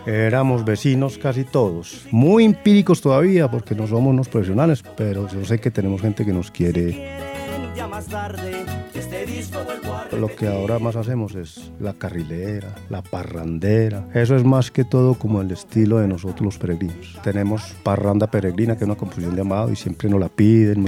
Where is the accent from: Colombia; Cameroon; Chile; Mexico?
Colombia; San Pedro de los Milagros, Antioquia; Soy de la Vera la Cuchilla, vivo con mi esposa